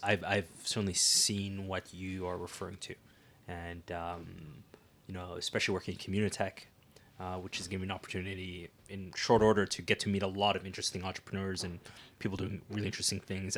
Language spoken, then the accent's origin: English; Ottawa, Ontario, Canada; moved away as an adult; now in Waterloo Region, Canada; Ottawa's my hometown